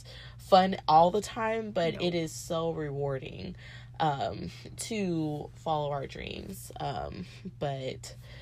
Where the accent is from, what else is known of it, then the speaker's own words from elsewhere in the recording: the South, United States; we're from the South